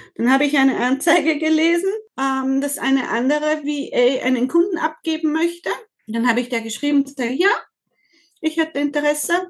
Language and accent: German; Austria; Ich komme aus Österreich